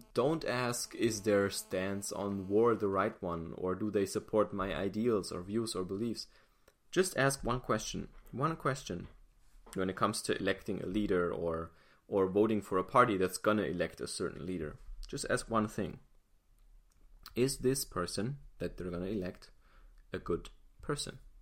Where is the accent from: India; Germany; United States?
Germany; I'm not American. I'm German